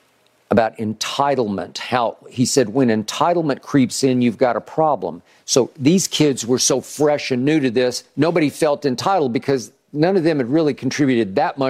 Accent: Oklahoma, United States; I get the Big 12 because I grew up in Oklahoma fan, and it used to be the Big Eight.

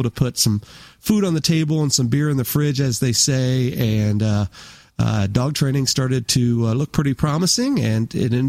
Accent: Woodbridge, Virginia, United States; also born or lived in Denver, Colorado; I grew up mainly on the East Coast, graduated high school from Woodbridge, Virginia, just outside of D.C.

